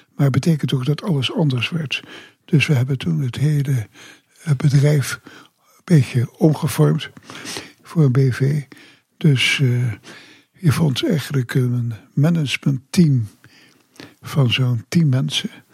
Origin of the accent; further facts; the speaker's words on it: Groningen, Netherlands; also born or lived in Semarang, Indonesia / Ter Apel; now in Kaatsheuvel, Netherlands; zijn wij gaan wonen in Groningen. Daar heb ik de lagere school gedaan. Daar heb ik ook middelbare school gedaan.